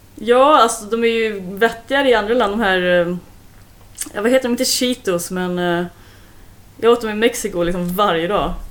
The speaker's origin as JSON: {"language": "Swedish", "country": "Sweden", "said": "jag är så svensk"}